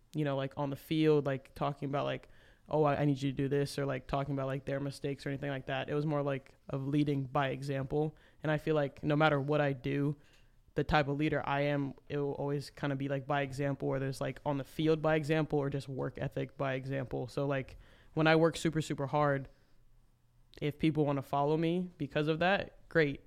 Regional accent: Memphis, Tennessee, United States; I am from Memphis

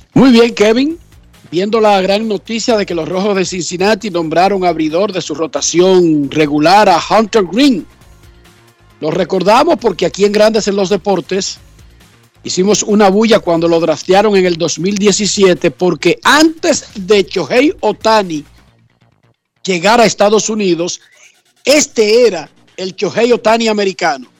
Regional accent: Dominican Republic; un país de béisbol como República Dominicana

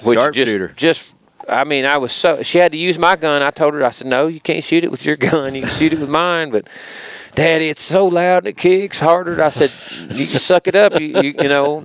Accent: Pickwick Dam, Hardin County, Tennessee, United States; I grew up up around Pickwick Dam, so I've fished all my life

